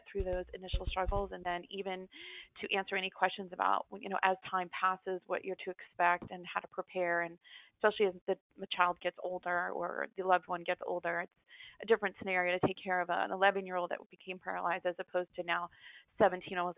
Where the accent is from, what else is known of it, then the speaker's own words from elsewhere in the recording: Central Florida, United States; I'm from Central Florida